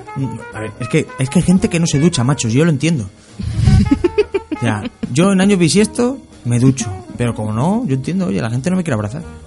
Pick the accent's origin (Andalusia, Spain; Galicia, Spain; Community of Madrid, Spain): Andalusia, Spain; Linares; moved away; de mi casa, en Linares, cuando yo vivía en Linares